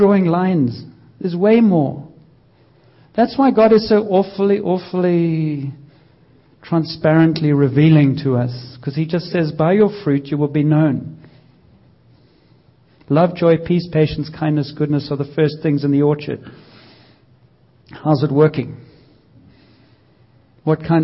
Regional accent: South Africa; moved away as an adult; I grew up in South Africa

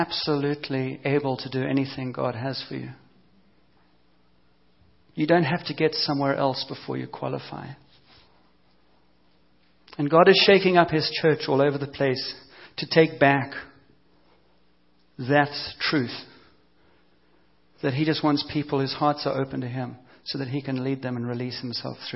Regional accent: South Africa; moved away; also born or lived in Cape Town; growing up in South Africa under apartheid and the police system

